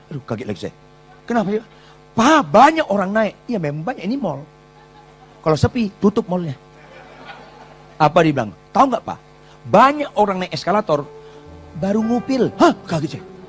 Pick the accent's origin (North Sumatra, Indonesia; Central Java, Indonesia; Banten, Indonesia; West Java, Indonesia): North Sumatra, Indonesia; Batak; saya wong Batak